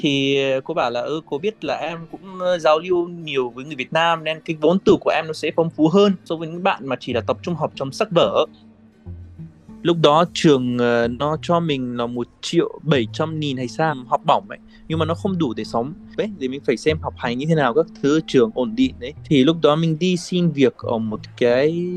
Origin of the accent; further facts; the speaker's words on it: Palestine; Vietnamese is a second language; moved away as an adult; now in Vietnam; Tôi lần đầu tiên ra khỏi cái làng nhỏ giữa đồi núi toàn cây ô liu